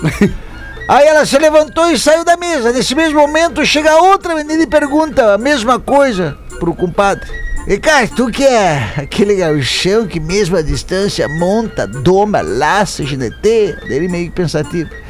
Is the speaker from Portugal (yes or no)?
no; Rio Grande do Sul, Brazil; Sou gaúcho, peão de estância.